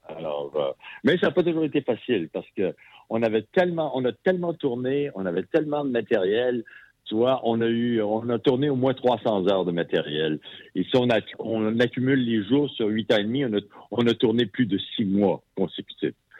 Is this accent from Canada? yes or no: yes; Sherbrooke, Quebec, Canada; moved away as an adult; Moi, je suis originaire de Sherbrooke. Ah, j'ai vécu mes 20 premières années à Sherbrooke